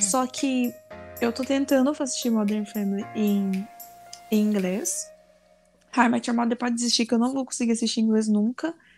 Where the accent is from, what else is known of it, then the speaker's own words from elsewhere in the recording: Brazil; eu sou brasileira.